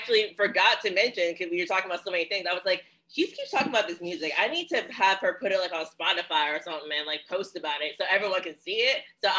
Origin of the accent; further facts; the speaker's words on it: Virginia, United States; now in New Jersey, United States; I love New Jersey. I'm from Virginia, born and raised. I was like, man, I should move back.